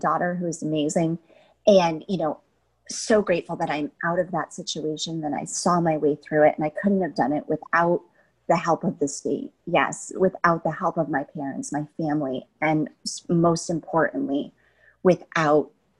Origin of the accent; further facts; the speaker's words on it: Connecticut, United States; I'm this girl from Connecticut